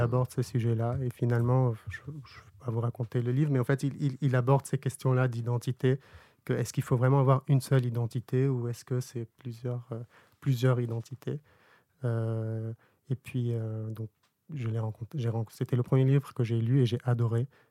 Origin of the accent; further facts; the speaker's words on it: Burkina Faso; moved away; also born or lived in Lebanon; J'ai grandi au Burkina Faso en Afrique